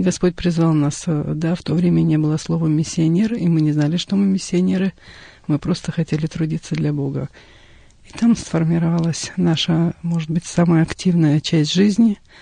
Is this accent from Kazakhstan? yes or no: yes; southern Kazakhstan, Kazakhstan; moved away as an adult; also born or lived in Russian Far East; now in Russia; Я родилась э, в Южной Республике Казахстан, выросла на юге. А, в возрасте 18 лет уехала на Дальний Восток